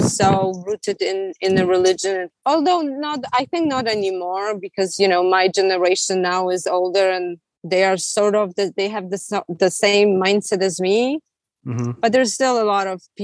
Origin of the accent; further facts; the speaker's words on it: Poland; now in California, United States; I'm from Poland